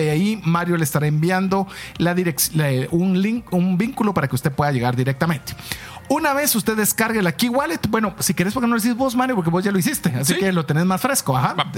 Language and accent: Spanish; Guatemala; somos orgullosamente guatemaltecos